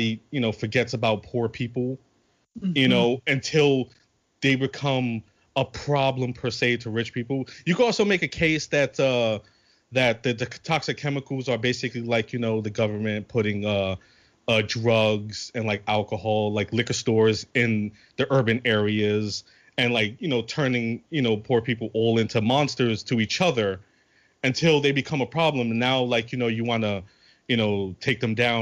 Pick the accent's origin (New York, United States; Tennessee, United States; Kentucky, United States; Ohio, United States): New York, United States; New York City; I'm from New York